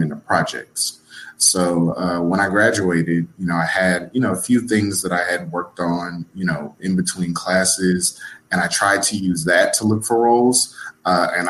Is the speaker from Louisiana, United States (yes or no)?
yes; Louisiana, United States; moved away as an adult; also born or lived in Texas; I'm originally from Louisiana. I moved to Texas